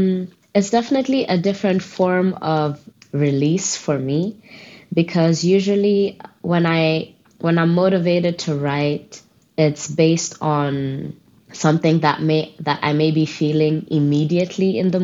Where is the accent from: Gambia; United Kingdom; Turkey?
Gambia; also born or lived in Botswana; I grew up in the Gambia, and when I was younger, because of my mom's work, I was born in Botswana, but we moved to the Gambia, the smiling coast of Africa, they used to call it.